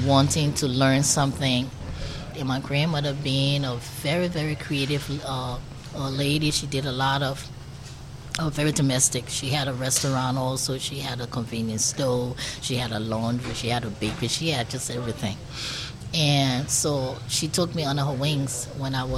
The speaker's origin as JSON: {"language": "English", "town": "Monrovia", "region": "Montserrado", "country": "Liberia", "tie": "born or raised there", "moved": "as an adult", "lives_now": "Richmond, United States", "said": "I grew up in Monrovia, Liberia, West Africa"}